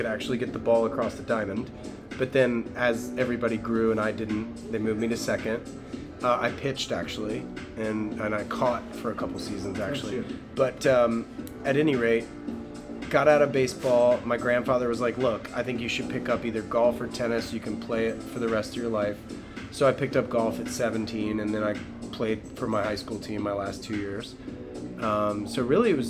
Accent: Raleigh, North Carolina, United States; moved away as an adult; now in California, United States; grew up outside of Raleigh, North Carolina. Born and raised, was in North Carolina for the first 27 years of my life

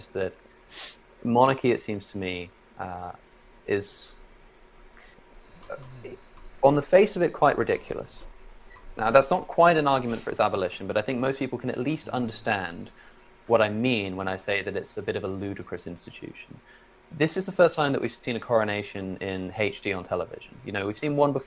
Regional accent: Oxford, South East England, United Kingdom; I'm from Oxford originally

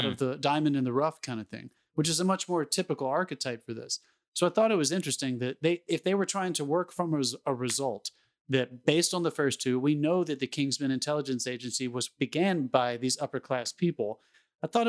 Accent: United States; I'm speaking as an American

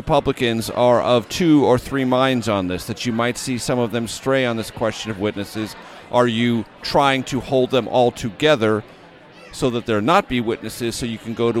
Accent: San Diego, California, United States; I'm a Caucasian from San Diego

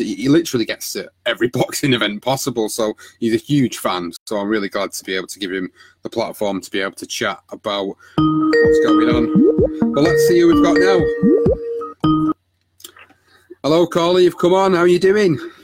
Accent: United Kingdom; as a Brit

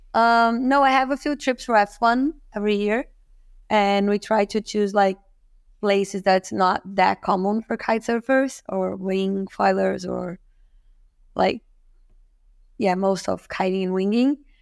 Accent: Rio de Janeiro, Brazil; I'm from Rio, from Brazil

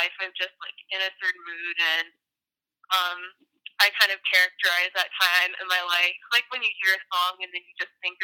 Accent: the Boonies in South Carolina, United States; also born or lived in Charleston, South Carolina; I'm from the Boonies in South Carolina

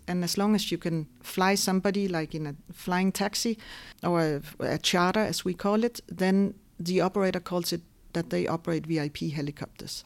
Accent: Denmark; moved away as an adult; now in Luxembourg; I was born and raised in Denmark

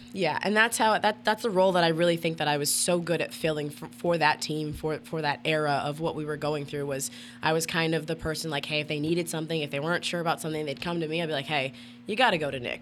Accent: Canada; moved away as an adult; also born or lived in West Virginia / Saint Louis; being Canadian, I was on my student visa at the time

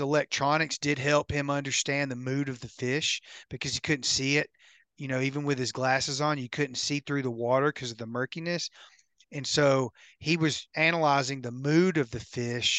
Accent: United States; my hometown on Kentucky Lake

